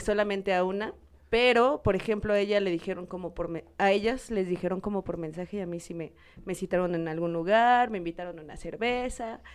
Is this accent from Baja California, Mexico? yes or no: no; Puebla, Mexico; soy poblana